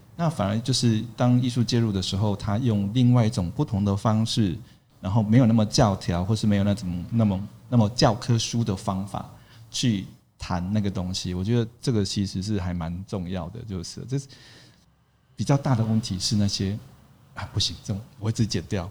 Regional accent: Tainan, Taiwan; moved away; 我在台南也是，对，地头蛇。然后从小就在这个地方长大

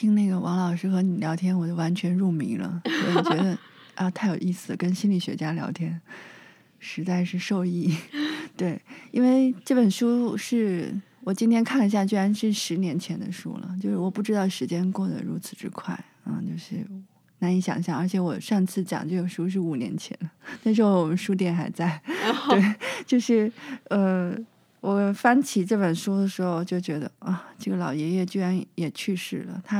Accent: China; now in Taiwan; 我其实很小的时候，是十几岁的时候，我是在中国长大的嘛。

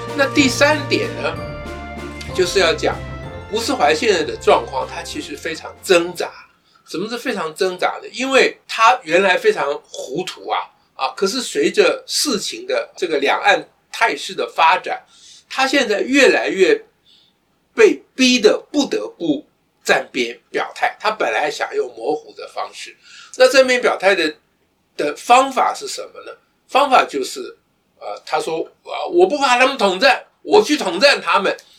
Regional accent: Taiwan; 我们台湾人

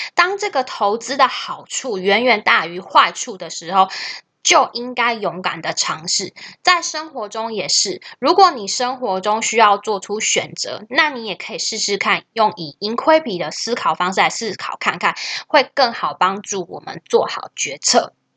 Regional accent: Taiwan; 我们台湾人

